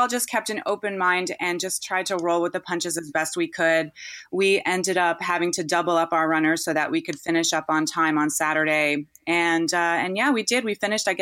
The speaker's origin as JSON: {"language": "English", "region": "East Coast", "country": "United States", "tie": "born or raised there", "moved": "yes", "lives_now": "California, United States", "said": "Even though I grew up on the East Coast, I live in California now"}